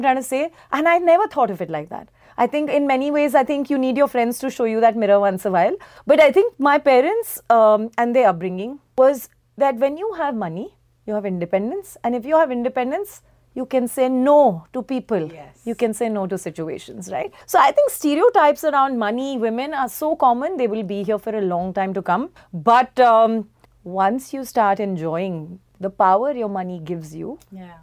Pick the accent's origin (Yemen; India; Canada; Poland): India; We are still Indian women